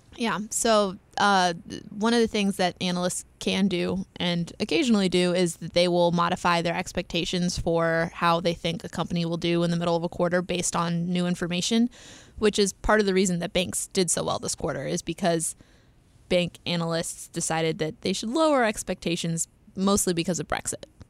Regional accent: United States; accent: American; my horrible American accent

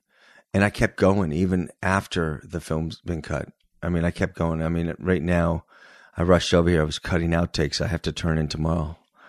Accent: Northridge, California, United States; Yeah, I grew up in the Valley. Northridge.

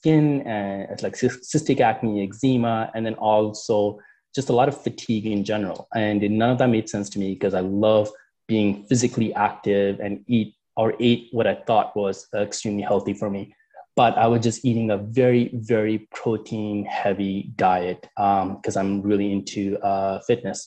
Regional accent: Canada; also born or lived in United Kingdom; I'm from Canada

